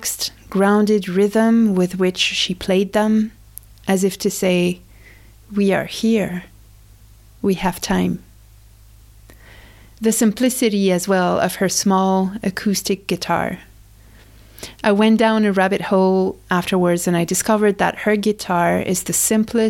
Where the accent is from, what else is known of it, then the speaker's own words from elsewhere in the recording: France; moved away; I grew up in France